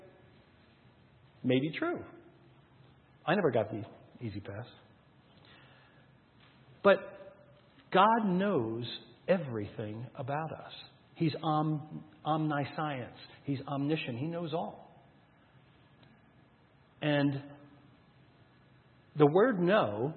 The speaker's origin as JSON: {"language": "English", "region": "New Jersey", "country": "United States", "tie": "born or raised there", "moved": "yes", "lives_now": "Colorado, United States", "said": "Back in New Jersey, where I'm my home state, where I grew up"}